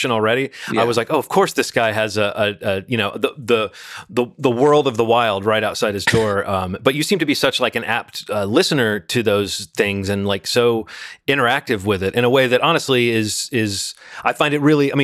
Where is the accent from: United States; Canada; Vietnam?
United States; Birmingham, Alabama; I grew up in Birmingham, Alabama